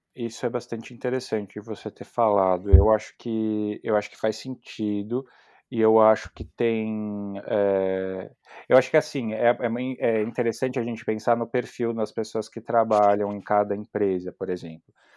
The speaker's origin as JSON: {"language": "Portuguese", "region": "São Paulo", "country": "Brazil", "moved": "as an adult", "lives_now": "Germany", "said": "eu sou de São Paulo"}